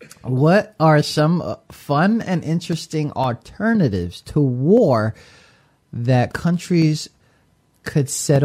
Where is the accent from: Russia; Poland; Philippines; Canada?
Philippines; I'm eating goat, and I'm going, and I'm Filipino.